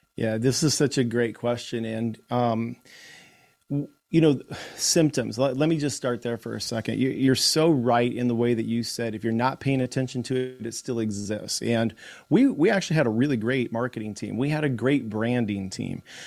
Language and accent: English; Iowa, United States; in Iowa, in my home state